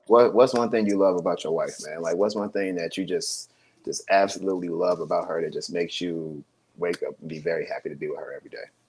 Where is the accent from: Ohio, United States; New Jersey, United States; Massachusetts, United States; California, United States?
Ohio, United States; Columbus; now in Chicago, United States; I'm originally from Ohio.